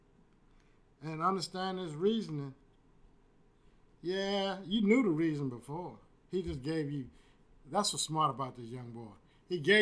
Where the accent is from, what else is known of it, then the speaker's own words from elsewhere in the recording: Houston, Texas, United States; I'm born and raised in Fifth Ward